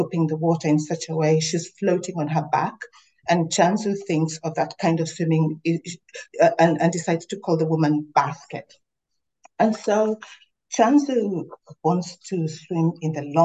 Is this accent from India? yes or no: no; Tanzania; now in Melbourne, Australia; I am a daughter of the Wajita people of Tanzania